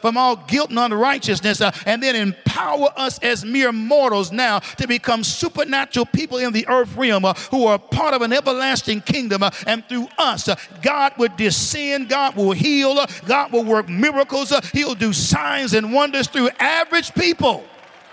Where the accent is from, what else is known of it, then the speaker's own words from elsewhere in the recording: the North, United States; accent: northern; my northern accent